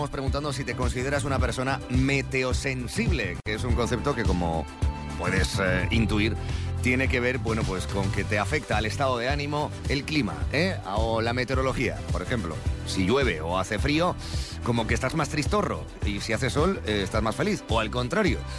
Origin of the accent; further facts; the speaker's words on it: Galicia, Spain; yo, por ejemplo, como gallego que soy, llevaría fatal, fatal, fatal vivir en Andalucía, porque para mí hace un calor extremo en verano.